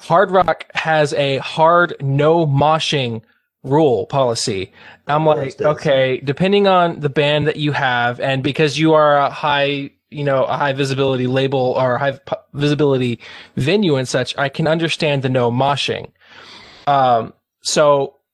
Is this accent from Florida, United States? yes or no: yes; Florida, United States; I grew up in Florida